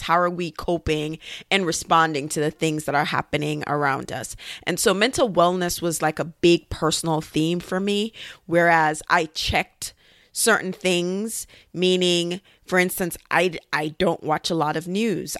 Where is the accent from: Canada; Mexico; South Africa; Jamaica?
Jamaica; now in United States; when I was growing up in Jamaica